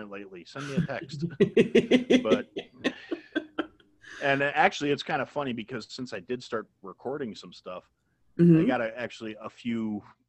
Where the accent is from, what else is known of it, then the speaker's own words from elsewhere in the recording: Wisconsin, United States; now in Illinois, United States; I'm from Wisconsin